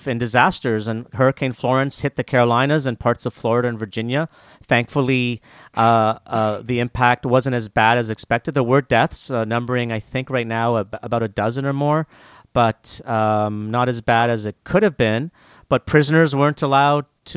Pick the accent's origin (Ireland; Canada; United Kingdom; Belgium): Canada; also born or lived in Montreal / Toronto; I'm one of those Canadians